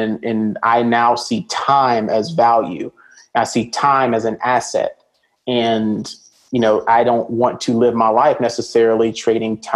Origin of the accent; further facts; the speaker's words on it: Birmingham, Alabama, United States; also born or lived in Atlanta, Georgia; now in Dallas, United States; Growing up in Alabama